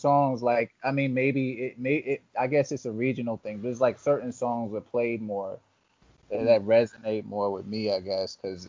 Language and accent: English; the South, United States; I grew up in the South.